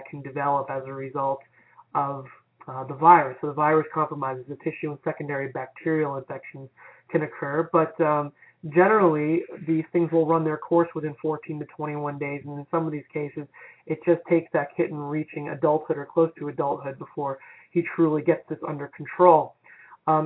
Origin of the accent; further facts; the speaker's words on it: Florida, United States; my home state of Florida